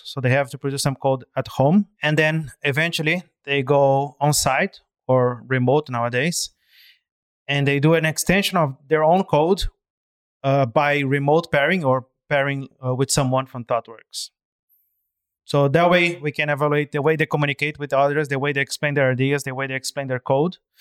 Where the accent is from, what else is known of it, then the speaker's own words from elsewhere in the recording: Brazil; moved away as an adult; now in Hong Kong; I'm originally from Brazil, and I've been in Hong Kong for, uh, slightly over eight years now